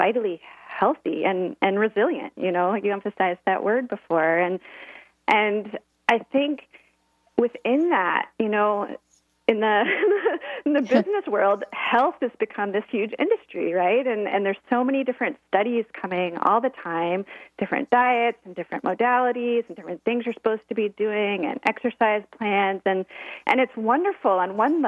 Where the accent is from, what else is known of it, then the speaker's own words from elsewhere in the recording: Midwest, United States; moved away; also born or lived in Oregon; I grew up in the Midwest